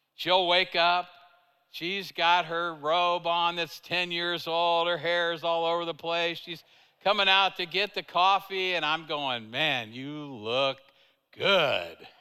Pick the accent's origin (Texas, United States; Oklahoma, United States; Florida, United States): Oklahoma, United States; Tulsa; I'm from Tulsa